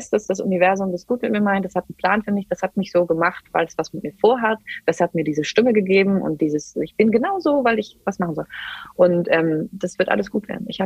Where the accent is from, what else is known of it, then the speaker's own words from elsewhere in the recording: Germany; wir, wir, kommen aus Deutschland, wir kommen aus einem der reichsten Männer der ganzen Welt